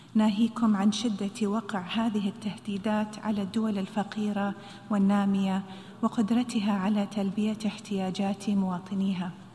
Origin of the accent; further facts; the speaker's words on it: United Arab Emirates; خيارنا في دولة الإمارات